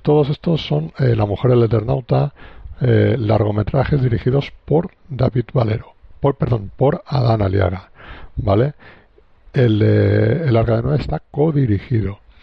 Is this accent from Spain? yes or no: yes; Alicante, Valencian Community, Spain; yo soy de Alicante, vivo en Alicante